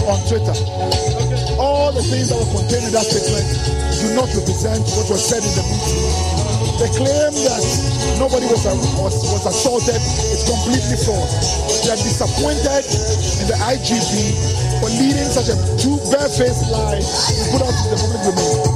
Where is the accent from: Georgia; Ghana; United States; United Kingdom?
Ghana; I'm doing this because I am a Ghanaian. I'm doing this because this is my country.